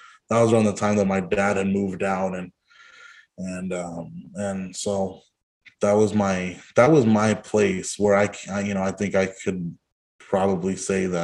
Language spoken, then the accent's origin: English; Hanford, California, United States; moved away as an adult; also born or lived in Eureka, California / Santa Cruz, California; I grew up in Hanford near Fresno